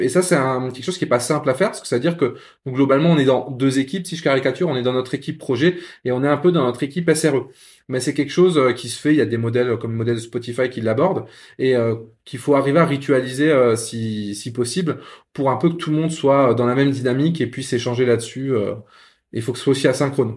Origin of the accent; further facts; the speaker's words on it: Lorraine, Grand Est, France; Je suis Lorrain, mais oui, pas de Metz